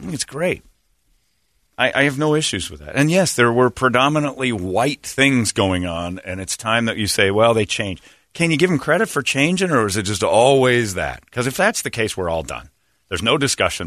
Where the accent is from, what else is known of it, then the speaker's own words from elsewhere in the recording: Indiana, United States; I'm from Indiana